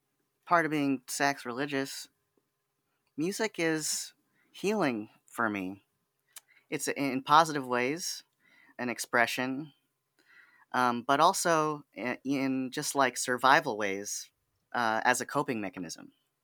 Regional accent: California, United States; born there; now in Sacramento, United States; And I thought, oh my gosh, I was born in the Bay. It's part of my identity.

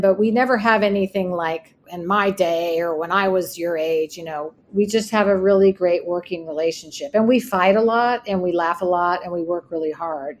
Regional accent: Bay Area, Santa Cruz and Berkeley, California, United States; moved away as an adult; now in New York, United States; So I grew up in the Bay Area. I grew up in Santa Cruz and Berkeley.

